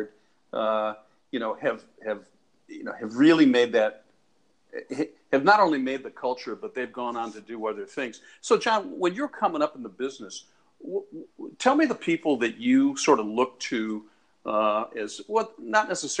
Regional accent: Chicago, Illinois, United States; I was born in Chicago

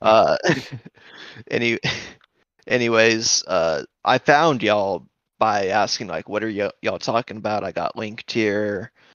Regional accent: Jacksonville, Alabama, United States; accent: Southern; I'm from Jacksonville, Alabama.

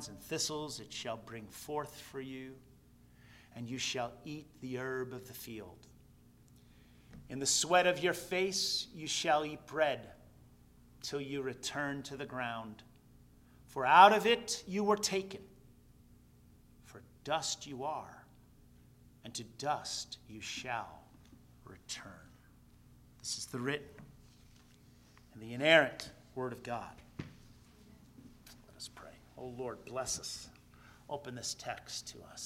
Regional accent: New Jersey, United States; now in Queensbury, United States; I was raised in New Jersey

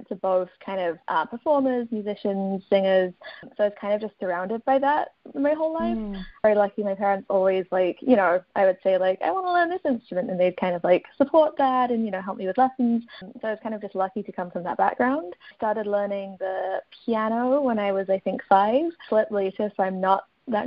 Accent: Kent, South East England, United Kingdom; moved away as an adult; also born or lived in London / Edinburgh; I was born in London, and then I grew up in Kent, which is kind of around an hour outside of London.

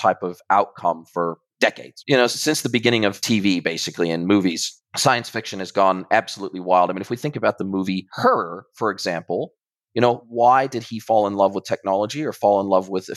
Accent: United States; also born or lived in New Zealand; now in Ajijic, Mexico; I'm originally from America, but then I moved to New Zealand

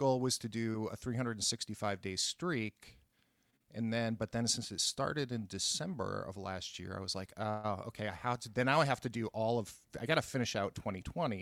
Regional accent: Boston, Massachusetts, United States; moved away; also born or lived in New York; growing up in Boston, I would do the Boston Globe crossword puzzles. And then when I moved to New York in 1984

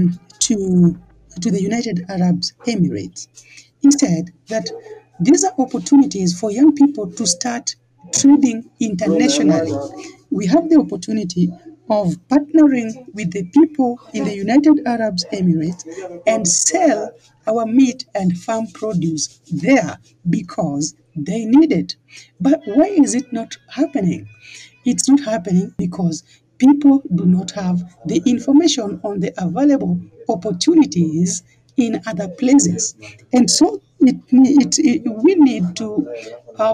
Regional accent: Kenya; we in Kenya, as I was introducing myself, I told you that I'm a Luo, and we majorly live around Lake Victoria

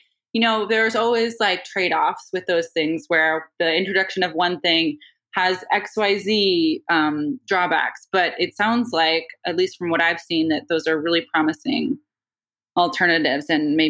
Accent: Northeast, United States; like a great example is I'm Irish Catholic from the Northeast, right?

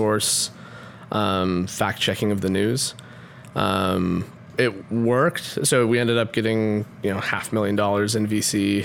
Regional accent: Utah, United States; moved away as an adult; also born or lived in Palo Alto; I grew up in Utah.

